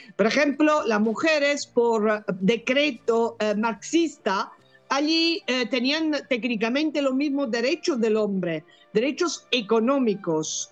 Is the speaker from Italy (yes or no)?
yes; Italy; Spanish is a second language; moved away as an adult; also born or lived in Bologna, Italy / Barcelona, Spain / Peru; now in England; Soy italiana